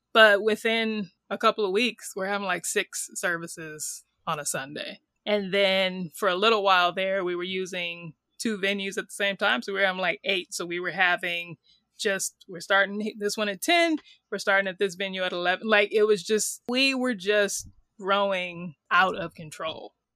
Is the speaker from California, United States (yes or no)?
yes; California, United States; moved away as an adult; also born or lived in Sydney, Australia / New York; I'm from California, but had moved to New York